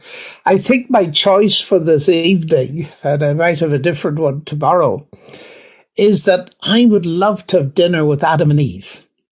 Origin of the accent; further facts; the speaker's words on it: Northern Ireland, United Kingdom; now in Oxford, United Kingdom; growing up in Northern Ireland